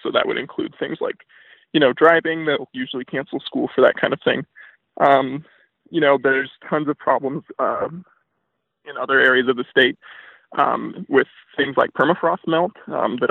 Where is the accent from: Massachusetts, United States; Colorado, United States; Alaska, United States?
Alaska, United States; Fairbanks; I was born in Fairbanks, Alaska. I'm actually a third generation Alaskan.